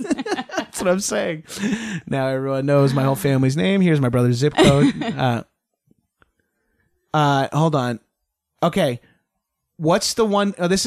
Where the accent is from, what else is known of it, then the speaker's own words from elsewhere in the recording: Long Island, New York, United States; moved away; We're from Long Island. We have some of the old traits. I am Italian.